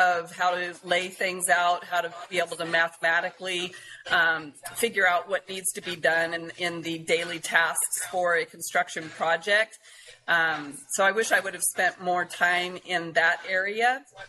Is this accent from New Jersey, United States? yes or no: no; Adin, California, United States; moved away; I'm from Aden, California, and that is 2 hours northeast of Redding, up on the Oregon-Nevada border. And it's got 500 people, no stoplight.